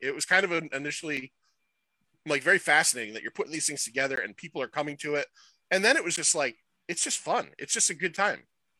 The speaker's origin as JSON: {"language": "English", "town": "Middletown", "region": "Connecticut", "country": "United States", "tie": "born or raised there", "said": "I grew up in Middletown"}